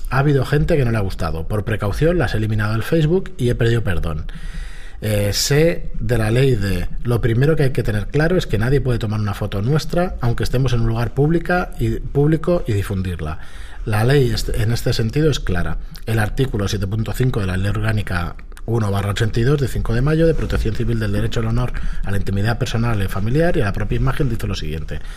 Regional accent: Úbeda, Andalusia, Spain; soy de Úbeda.

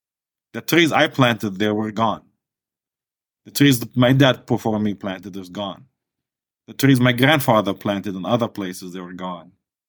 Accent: Palestine; I mean, it's a beautiful place.

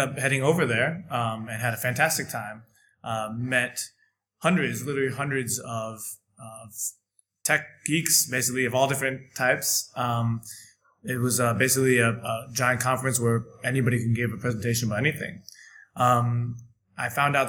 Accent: San Francisco, California, United States; moved away as an adult; also born or lived in Dalian, China; now in Shanghai, China; I come from San Francisco, California, and I've been in China for about 2 years.

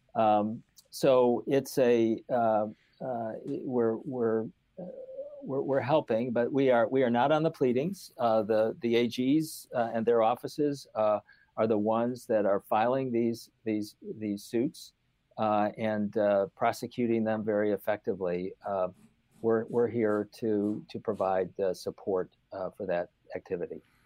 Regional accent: Finger Lakes, Western New York State, United States; moved away as an adult; also born or lived in Stanford, California / Washington; I grew up in Western New York State, uh, and, uh, in the Finger Lakes, uh, country of south of Rochester

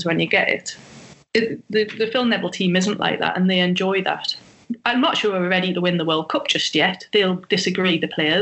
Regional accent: England, United Kingdom; we're English and we have that rivalry with Germany

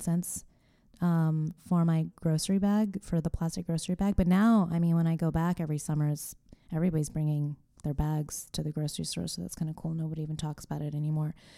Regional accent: California, United States; moved away; my home state.

